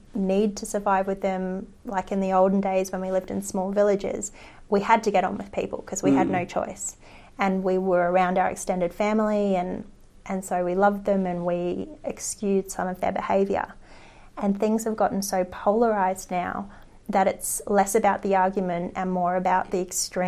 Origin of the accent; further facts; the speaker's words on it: Australia; we are Australian